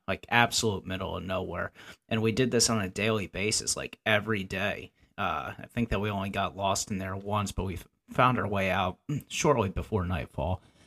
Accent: the Poconos, Pennsylvania, United States; I grew up in the Poconos, Pennsylvania

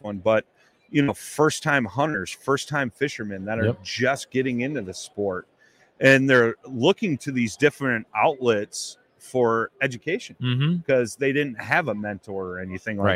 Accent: Chicago, Illinois, United States; I'm a blues man. I'm from Chicago

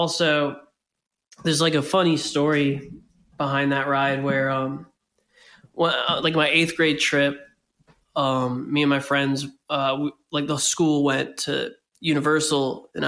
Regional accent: Florida, United States; now in Philadelphia, United States; growing up in Florida and like back when, like when you were like a Florida resident

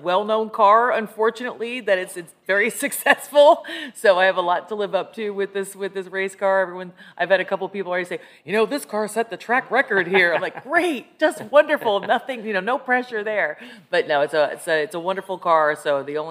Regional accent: Scranton, Pennsylvania, United States; now in Arlington, United States; I was raised in northeastern PA, Scranton, PA.

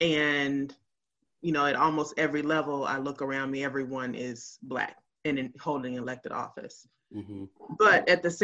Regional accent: Memphis, Tennessee, United States; now in Hinesville, United States; I'm originally from Memphis, Tennessee. So I'm a Southern girl and all that that means, for better or for worse.

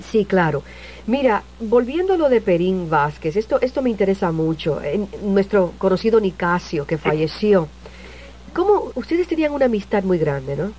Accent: San Juan, Puerto Rico; yo también soy de Vía Palmeras

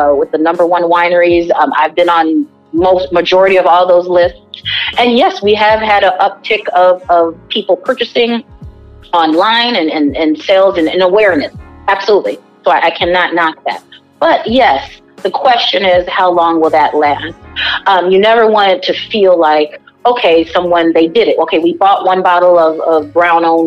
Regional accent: Downers Grove, Illinois, United States; also born or lived in Hyde Park, Chicago; now in Chicago, United States; I actually grew up in the burbs of Chicago. So I grew up in Downers Grove

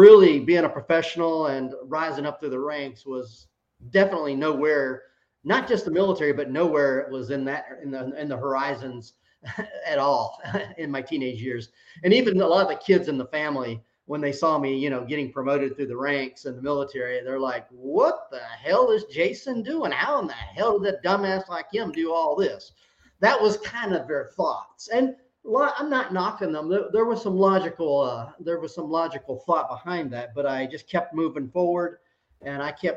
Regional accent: Georgia, United States; also born or lived in South Carolina; now in San Antonio, United States; I grew up in Georgia and in South Carolina. I'm a Southern guy by birth and by being raised

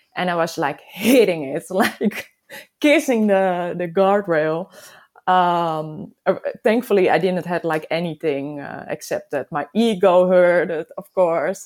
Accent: Netherlands; I'm from the Netherlands, of course. I live close to Amsterdam

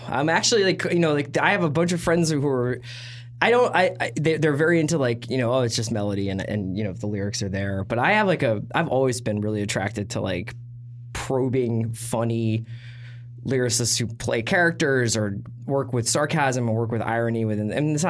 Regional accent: Philadelphia, Pennsylvania, United States; I'm from Philadelphia

